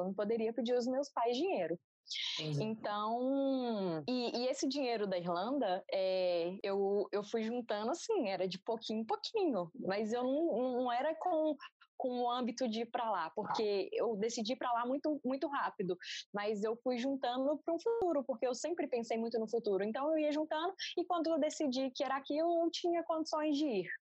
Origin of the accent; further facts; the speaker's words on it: Minas Gerais, Brazil; moved away as an adult; also born or lived in Ireland / Portugal; tenho 28 anos, sou engenheira civil e sou de Minas Gerais.